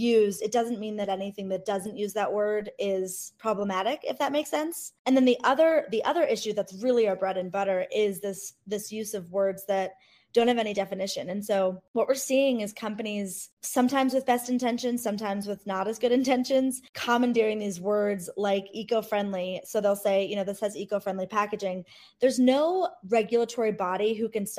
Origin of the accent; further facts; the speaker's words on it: Cleveland, Ohio, United States; I grew up in Cleveland, Ohio, you know, in the 90s